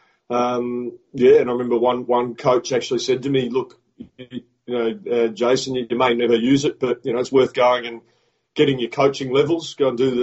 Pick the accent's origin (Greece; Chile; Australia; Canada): Australia; Adelaide, South Australia; coach the Adelaide Strikers in the Big Bash League in Australia. So, which is my hometown